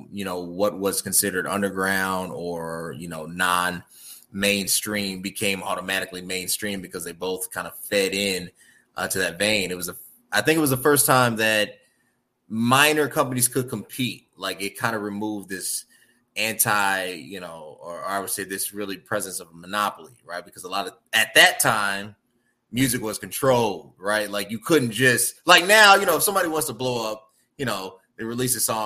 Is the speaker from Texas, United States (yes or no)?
no; Chicago, Illinois, United States; I'm a Chicagoan